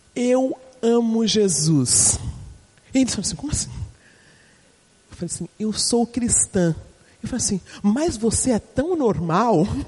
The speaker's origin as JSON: {"language": "Portuguese", "region": "São Paulo", "country": "Brazil", "said": "eu sou paulistana"}